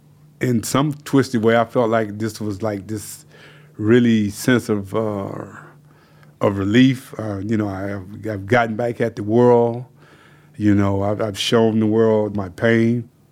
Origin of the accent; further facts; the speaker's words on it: the South, United States; being reminded daily that I was, you know, a nigger growing up in the South